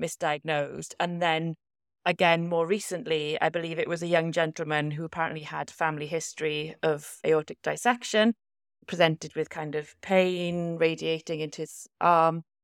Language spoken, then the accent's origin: English; Welsh, Wales, United Kingdom; a Welsh values girl myself